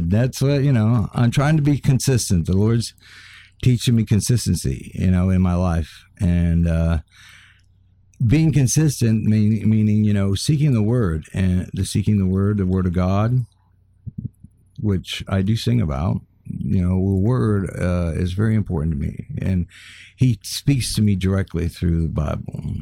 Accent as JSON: {"language": "English", "country": "Kenya", "tie": "born or raised there", "also_born_or_lived": "Tanzania", "said": "oh, well, I was born and raised in the middle of Africa."}